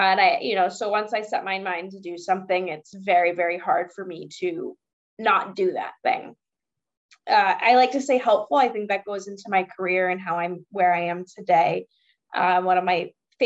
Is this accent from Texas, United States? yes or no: no; Boston, Massachusetts, United States; Honesty and loyalty, I think, are two things that kind of come with just being a Bostonian.